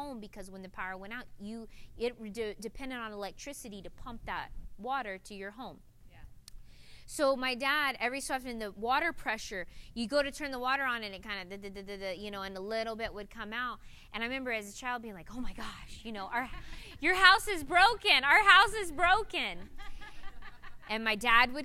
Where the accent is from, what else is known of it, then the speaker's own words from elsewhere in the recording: north central Florida, United States; moved away; growing up in Florida, north central Florida, way in the country